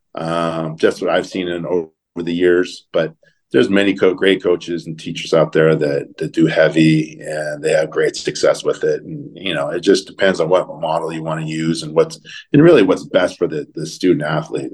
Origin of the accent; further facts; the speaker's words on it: Southern California, United States; also born or lived in Phoenix, Arizona; now in Eugene, United States; growing up in Southern California, uh, moving to the to the Northwest